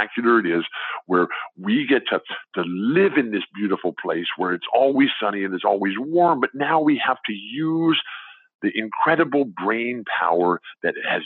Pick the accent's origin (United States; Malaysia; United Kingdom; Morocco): United States; San Diego, California; I'm a hippie from San Diego. You know, I grew up on the beach